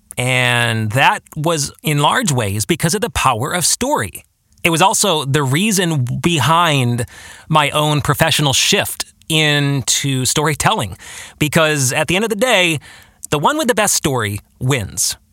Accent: Grand Rapids, Michigan, United States; also born or lived in Washington, D.C.; I am from West Michigan, the Grand Rapids area

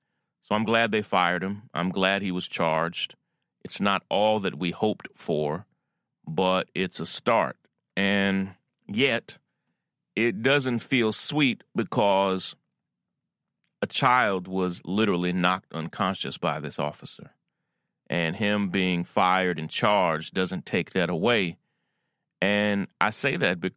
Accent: Versailles, Kentucky, United States; moved away; I was born and raised in Kentucky, Versailles, Kentucky

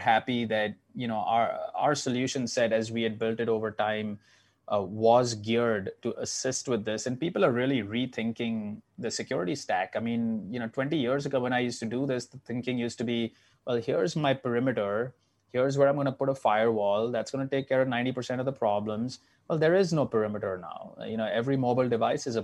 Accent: Mumbai, Maharashtra, India; now in New York, United States; So I grew up in Mumbai, 20 million people.

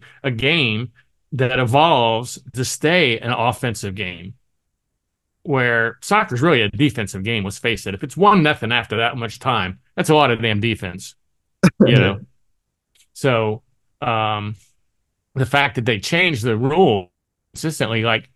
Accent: United States; I'm American

